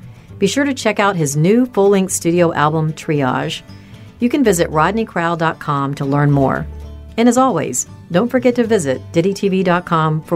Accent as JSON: {"language": "English", "area": "the South", "region": "Southern United States", "country": "United States", "said": "as a Southerner, I think most of us grow up to some degree in the church"}